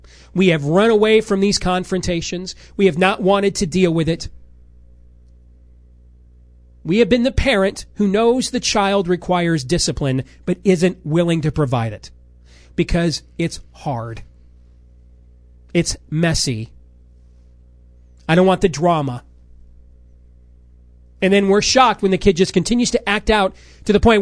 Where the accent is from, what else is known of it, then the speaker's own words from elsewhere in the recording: Iowa, United States; my home state